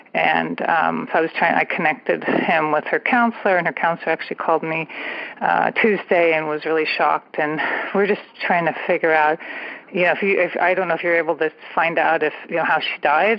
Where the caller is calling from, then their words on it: San Francisco Bay Area, California, United States; I'm calling from the San Francisco Bay Area